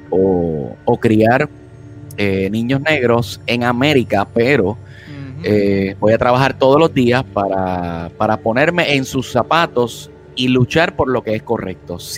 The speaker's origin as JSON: {"language": "Spanish", "country": "United States", "said": "yo reconozco que a nosotros como norteamericanos, eh, incluyéndome a mí mismo, no hemos hecho lo suficiente para luchar por esa igualdad"}